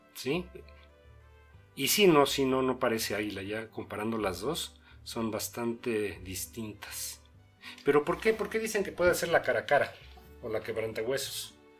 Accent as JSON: {"language": "Spanish", "country": "Mexico", "said": "Somos, los mexicanos más que nada somos cosmopolitas"}